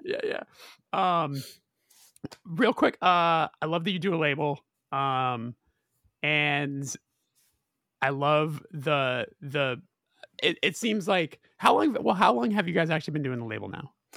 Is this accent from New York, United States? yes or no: no; Southern California, United States; I'm from Southern California